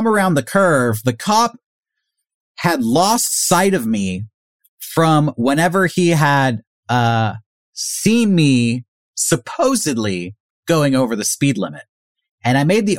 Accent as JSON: {"language": "English", "town": "San Diego", "region": "California", "country": "United States", "said": "I'm from San Diego"}